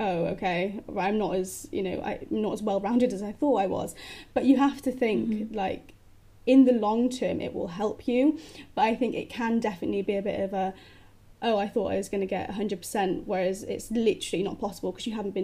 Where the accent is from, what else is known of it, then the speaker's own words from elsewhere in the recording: Cardiff, Wales, United Kingdom; moved away as an adult; now in Plymouth, United Kingdom; I'm originally from Wales, so I'm from Cardiff